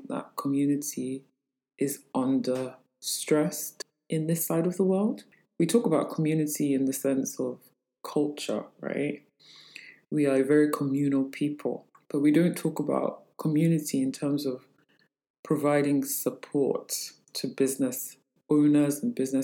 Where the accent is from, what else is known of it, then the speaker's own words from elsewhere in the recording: Lagos, Nigeria; I am from Lagos, Nigeria.